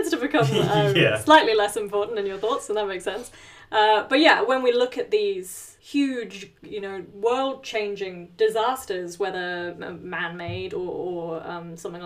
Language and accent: English; New Zealand; moved away; we are originally from New Zealand.